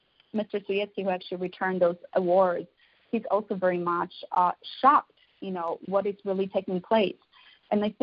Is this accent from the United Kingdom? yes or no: no; Poland; English is a second language; now in Chicago, United States; I grew up in Poland